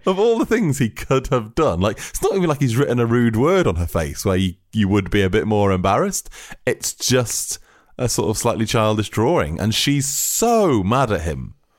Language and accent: English; United Kingdom; We are British fools.